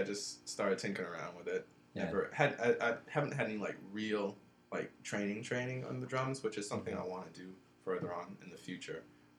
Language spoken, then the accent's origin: English; New York, United States; also born or lived in Jamaica; now in Georgia, United States; From New York. Not born and raised, but I am from New York. Spent some time in Jamaica. Came to Georgia.